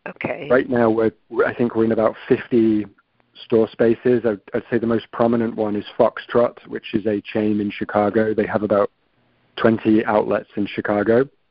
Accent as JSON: {"language": "English", "town": "Manchester", "region": "North West England", "country": "United Kingdom", "tie": "born or raised there", "said": "when I grew up in Manchester United in the 90s were the best team, certainly in the UK"}